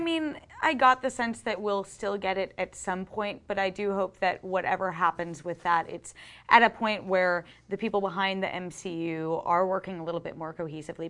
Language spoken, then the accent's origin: English; Boston, Massachusetts, United States; we are both both from Boston